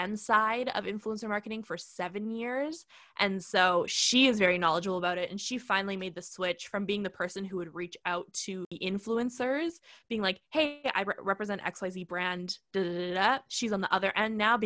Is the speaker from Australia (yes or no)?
no; Canada; I'm Canadian